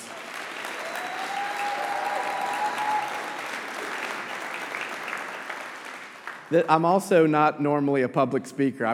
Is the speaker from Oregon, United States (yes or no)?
no; Atlanta, Georgia, United States; I was born and raised in Atlanta